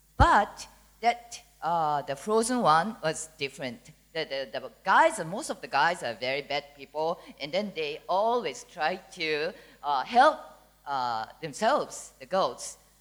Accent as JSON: {"language": "English", "country": "Singapore", "said": "we are from Singapore, and my daughter is 10 years old."}